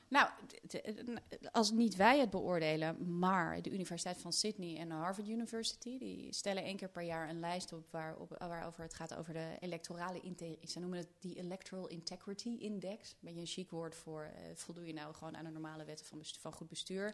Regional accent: Netherlands; ik kom natuurlijk uit Nederland en in Nederland zijn we toch iets dempender

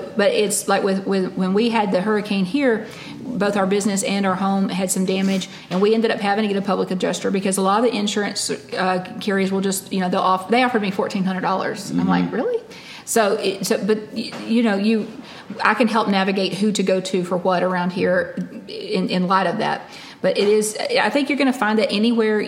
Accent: Alabama, United States; also born or lived in California; now in Panama City Beach, United States; growing up in Alabama, we had tornadoes rip through and destroy whole towns

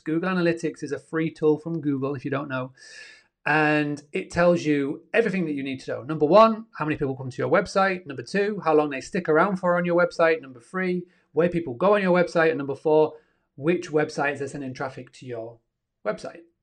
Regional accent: Yorkshire and the Humber, United Kingdom; up in good old Yorkshire, and I'm from Yorkshire, where the internet's not the best.

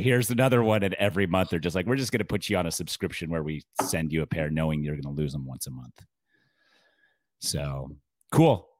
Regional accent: Utah, United States; I'm from Utah

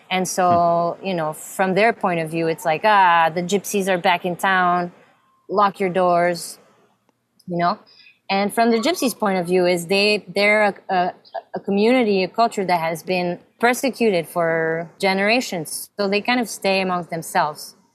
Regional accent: Samois-sur-Seine, Île-de-France, France; also born or lived in Fontainebleau / Cameroon; I was born in France, in Fontainebleau, close to Paris. I mean, two weeks later, I moved to Cameroon. My first, my baby years were in Cameroon, Africa. And um, then came back to France and lived in Samois, a little village

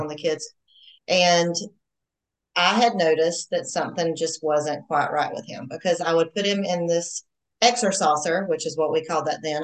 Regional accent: Georgia, United States; I'm a Georgia girl. Not that you can probably tell I'm from the South or anything

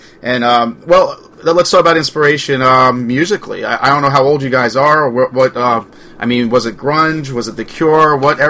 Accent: Port Jefferson, New York, United States; moved away; I grew up on Long Island, Port Jeff

